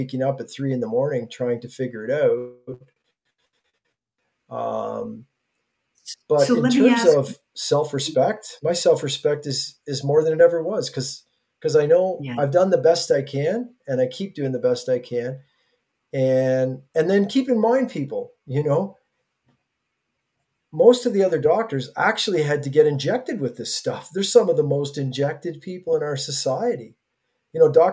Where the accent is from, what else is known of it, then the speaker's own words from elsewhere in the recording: Bancroft, Ontario, Canada; I come from Bancroft